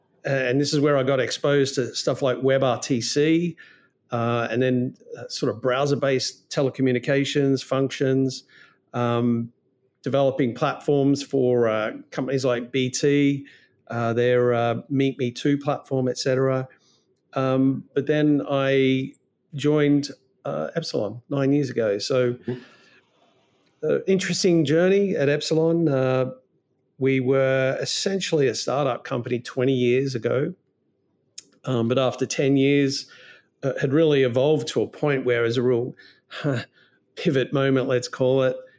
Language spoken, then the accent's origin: English; Melbourne, Victoria, Australia; I'm not from London. No, I'm a long way from London. No, I'm from a place called Melbourne, not Melbourne, Florida, but Melbourne, Australia.